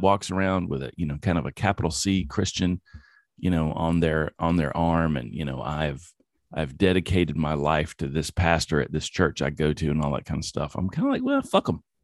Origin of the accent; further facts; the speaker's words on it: the Bible Belt, the South, United States; I come from the Bible Belt and I went to church a lot